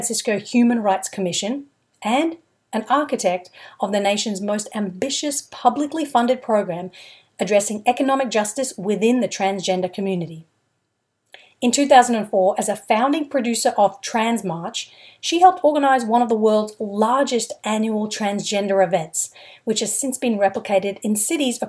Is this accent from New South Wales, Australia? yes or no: no; Brisbane, Queensland, Australia; I'm from Australia too. I grew up in Brisbane.